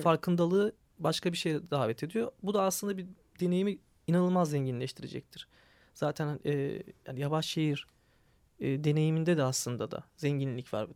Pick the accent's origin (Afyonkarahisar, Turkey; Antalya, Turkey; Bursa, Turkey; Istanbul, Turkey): Istanbul, Turkey; Ben de bir Kadıköylü olarak